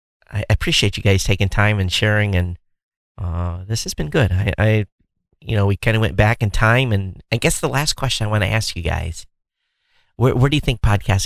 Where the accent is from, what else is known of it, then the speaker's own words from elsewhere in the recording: Michigan, United States; moved away; I grew up in Michigan, so, you know, I'm used to, you know, the cold weather.